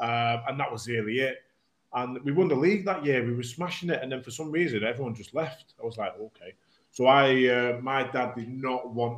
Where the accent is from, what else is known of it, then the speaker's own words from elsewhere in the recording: Warrington, North West England, United Kingdom; also born or lived in Sale, Trafford, Greater Manchester; So, yeah, so I was born in Trafford. I lived in Manchester, in Sale until I was about four, and then my dad was from Warrington. So, you know, we lived there since since I was four, mate.